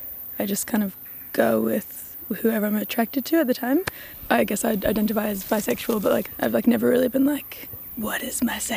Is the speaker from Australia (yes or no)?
yes; Australia; also born or lived in United States; now in Wellington, New Zealand; Yeah, I've been in Wellington for like 12, coming up to 13 years now, and I was raised in Australia and America.